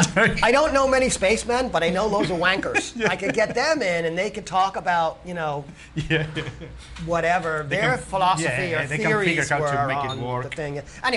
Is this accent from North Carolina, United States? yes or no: no; New York, United States; as a New Yorker